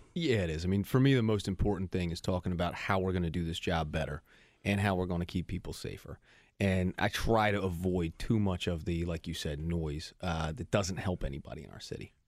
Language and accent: English; Philadelphia, Pennsylvania, United States; I was born and raised here in Philadelphia